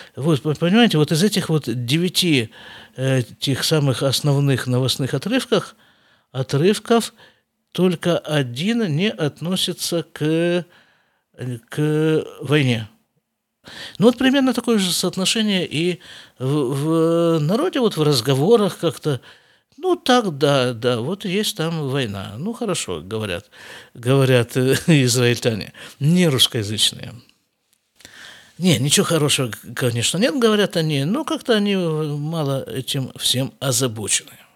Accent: Siberia, Russia; moved away as an adult; now in Israel; я все рвался из Сибири куда-нибудь выскочить

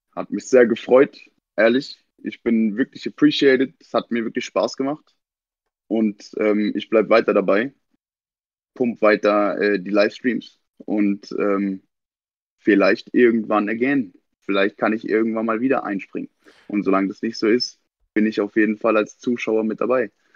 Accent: Kandel, Rhineland-Palatinate, Germany; ich bin aus Kandel

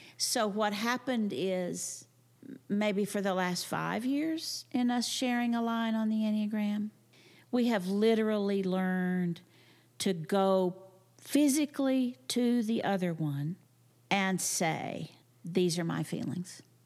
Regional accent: Texas, United States; I'm from the Panhandle, from a farming and ranching community

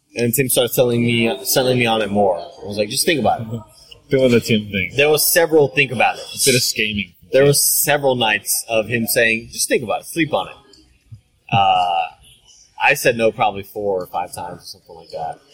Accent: Rio Grande Valley, Texas, United States; moved away as an adult; also born or lived in Austin, Texas; I was back home in the Rio Grande Valley, my hometown

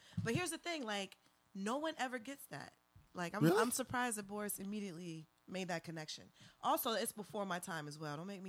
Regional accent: Charleston, South Carolina, United States; moved away as an adult; now in Austin, United States; I grew up in Charleston, South Carolina.

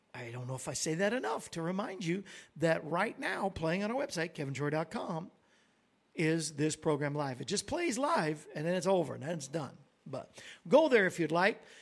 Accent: Florida, United States; we grew up in Florida, so we were there a lot

